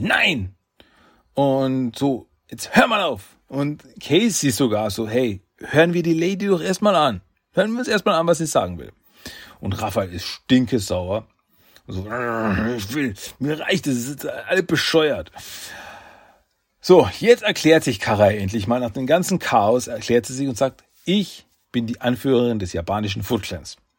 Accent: Austria; Ich bin Österreicher

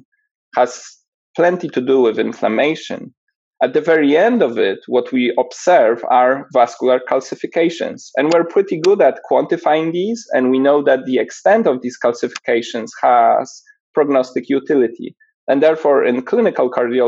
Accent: Poland; moved away as an adult; also born or lived in Edinburgh / Los Angeles; I was born and raised in Poland

